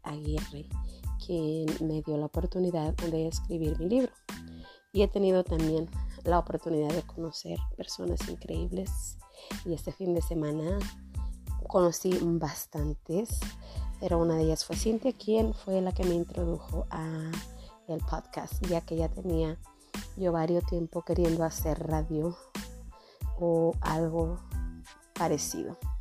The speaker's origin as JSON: {"language": "Spanish", "town": "Jiménez", "region": "Chihuahua", "country": "Mexico", "tie": "born or raised there", "moved": "yes", "lives_now": "Denver, United States", "said": "soy originaria de Jiménez, Chihuahua, es un pueblo, una ciudad pequeña en el sur del estado de Chihuahua"}